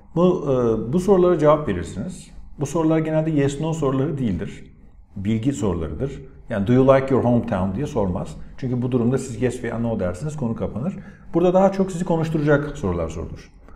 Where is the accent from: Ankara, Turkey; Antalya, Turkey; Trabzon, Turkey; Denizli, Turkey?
Antalya, Turkey; benim mesela memleketim Antalya. İşte what kind of place is it? Gerçi Antalyalı olarak biraz şanslıyım